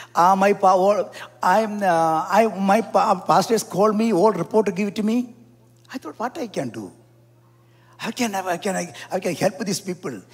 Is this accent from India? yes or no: yes; South India, India; I am from South India